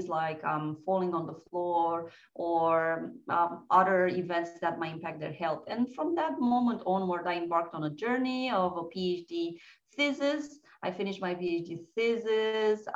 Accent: Romania; moved away as an adult; also born or lived in Bucharest / France; I'm originally from Romania.

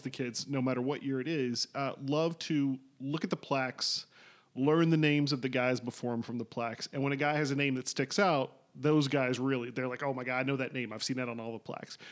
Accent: Kentucky, United States; also born or lived in Indiana; Growing up in Kentucky, the Kentucky Wildcats are literally a religion

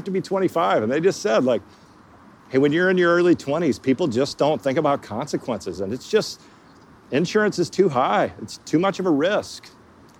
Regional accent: Texas, United States; I didn't travel at all growing up in Texas.

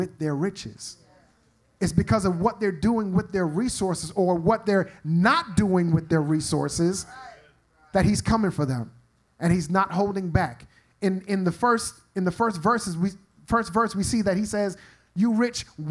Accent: New York, United States; I'm from New York

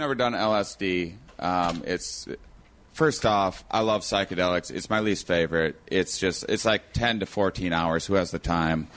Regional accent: La Crosse, Wisconsin, United States; my hometown of La Crosse, Wisconsin, on the border of Minnesota and Iowa.

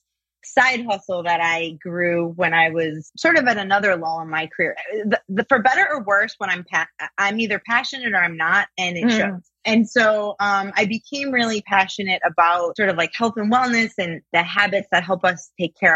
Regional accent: Chicago, Illinois, United States; moved away as an adult; now in Phoenix, United States; I grew up in Chicago

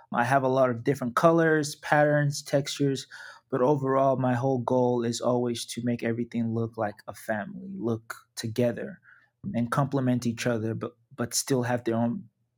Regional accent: Nigeria; Yeah, so in Nigeria, I'm from the Yoruba tribe.

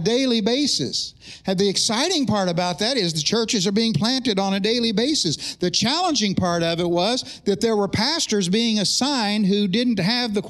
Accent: Oklahoma, United States; I was pastoring in the eastern part of my home state

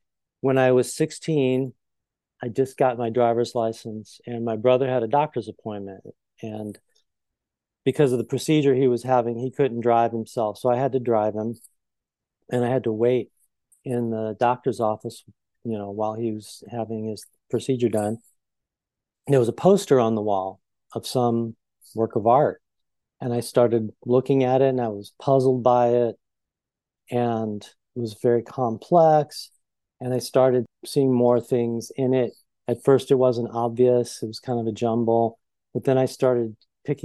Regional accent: Belleville, Illinois, United States; also born or lived in East St. Louis, Illinois; now in Chicago, United States; I'm from Southern Illinois

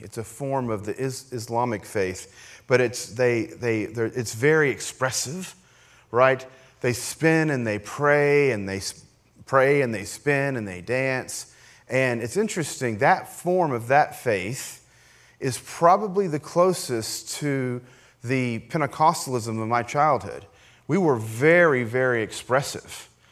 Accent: Appalachia, United States; I grew up, you know, as you know, as an Appalachian American, ki-, kind of in the hills

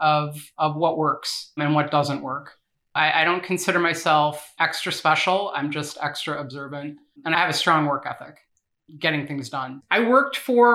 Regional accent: Chicago, Illinois, United States; I grew up in Edgewater.

